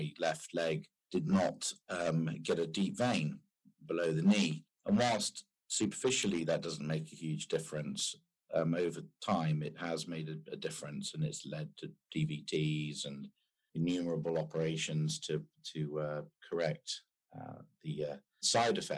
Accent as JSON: {"language": "English", "country": "United Kingdom", "also_born_or_lived": "France", "said": "being British and being in the automotive industry"}